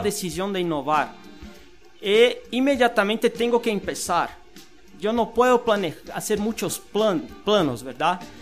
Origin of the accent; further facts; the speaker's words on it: Brazil; now in Guatemala; soy de Brasil